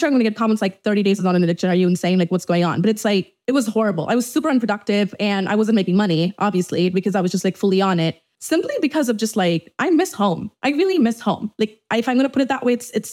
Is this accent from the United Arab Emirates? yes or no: yes; Dubai, United Arab Emirates; moved away as an adult; now in Los Angeles, United States; I was brought up in Dubai my entire life, but you know, I'm Indian